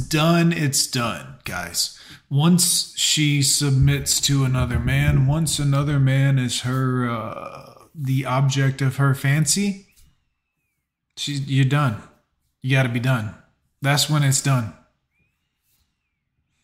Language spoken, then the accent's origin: English; United States; I'm an American